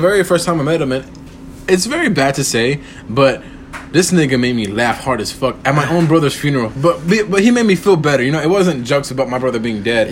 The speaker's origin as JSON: {"language": "English", "town": "Corpus Christi", "region": "Texas", "country": "United States", "said": "I'm from Corpus Christi, Texas"}